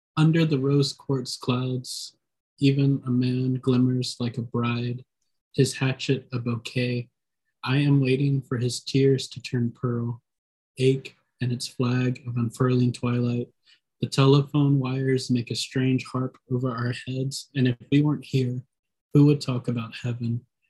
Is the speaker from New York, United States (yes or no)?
no; Columbus, Mississippi, United States; my hometown in Columbus